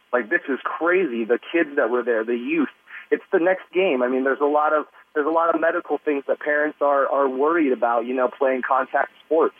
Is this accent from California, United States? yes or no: yes; San Diego, California, United States; I'm born and raised in San Diego